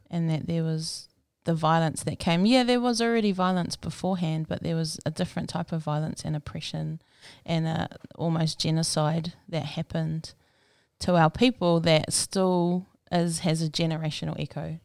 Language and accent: English; Rotorua, Bay of Plenty, New Zealand; moved away as an adult; also born or lived in Palmerston North; now in Auckland, New Zealand; I grew up in Rotorua um, until I was 19, and then I moved to Palmerston North for a few years, and then I pretty much moved to Auckland after